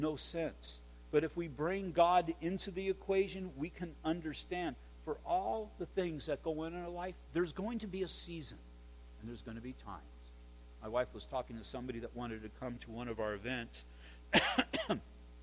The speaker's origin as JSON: {"language": "English", "country": "United States", "said": "we're all Americans"}